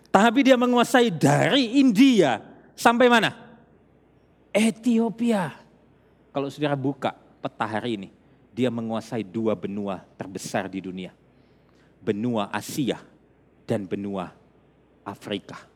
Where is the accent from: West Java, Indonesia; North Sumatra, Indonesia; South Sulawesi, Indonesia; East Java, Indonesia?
South Sulawesi, Indonesia; Makassar; kalau saya besar di Makassar, saya lahir di Makassar.